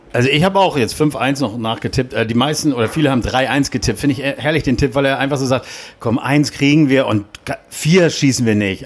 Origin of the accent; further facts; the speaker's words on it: Hamburg, Germany; als Hamburger